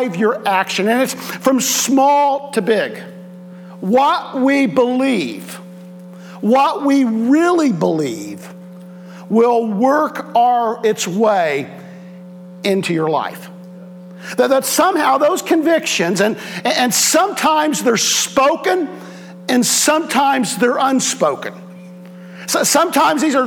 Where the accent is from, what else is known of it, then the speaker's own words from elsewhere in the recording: Southwest Ohio, United States; I'm in from Southwest Ohio